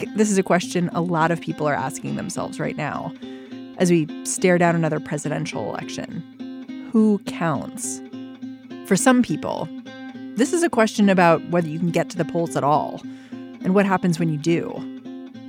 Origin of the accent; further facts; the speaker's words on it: Maryland, United States; I grew up in Maryland